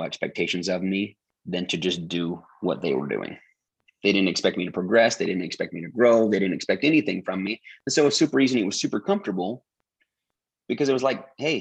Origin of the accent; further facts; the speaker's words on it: Utah, United States; growing up in Utah, it's church is a little different